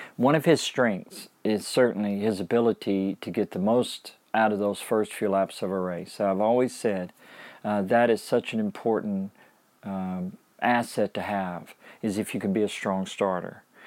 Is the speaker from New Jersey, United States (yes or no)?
no; Shreveport, Louisiana, United States; as a kid growing up in Louisiana